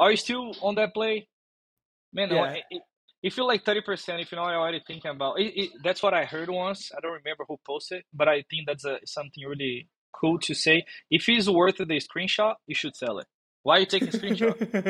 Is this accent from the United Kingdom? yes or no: no; Brazil; English is a second language; now in United States; And that was a big thing when I came from Brazil.